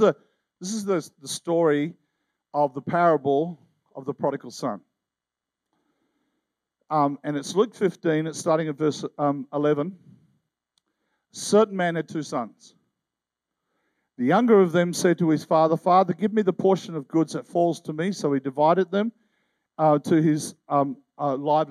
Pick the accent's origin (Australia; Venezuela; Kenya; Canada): Australia; Tasmania; I'm an Aussie